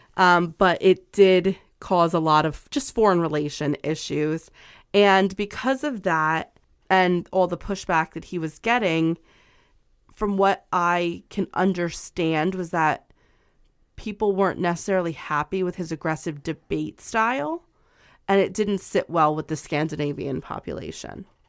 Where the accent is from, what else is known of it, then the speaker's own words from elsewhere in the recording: United States; I'm American